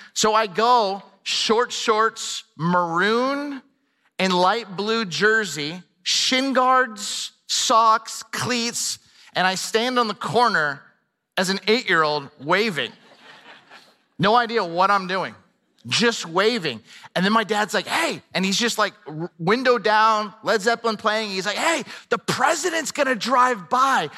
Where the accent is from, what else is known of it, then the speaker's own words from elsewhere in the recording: Camarillo, California, United States; I grew up in Southern California, a town called Camarillo